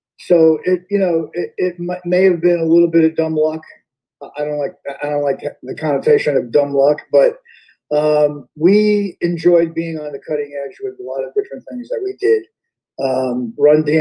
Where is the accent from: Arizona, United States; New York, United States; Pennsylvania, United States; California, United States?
New York, United States; Yonkers; accent: Yonkers; I grew up in Westchester, in Yonkers